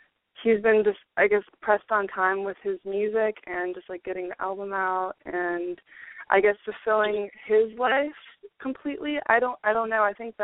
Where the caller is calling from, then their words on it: Florida, United States; I'm 24 years old, and I'm from Florida.